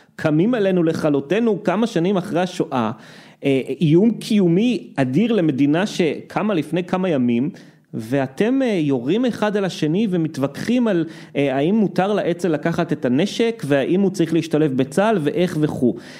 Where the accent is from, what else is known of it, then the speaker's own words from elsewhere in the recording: Israel; אנחנו שגדלנו פה